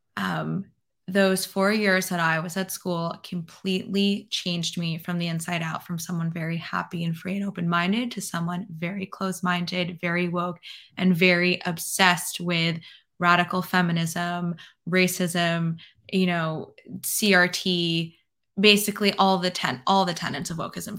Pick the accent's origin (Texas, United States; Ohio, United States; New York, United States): New York, United States; New York City; now in Florida, United States; I'm from New York City